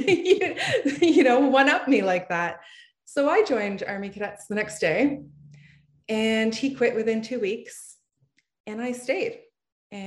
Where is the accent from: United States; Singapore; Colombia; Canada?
Canada; Ottawa, Ontario; I am from Ottawa, Ontario, Canada, and I grew up in a small town.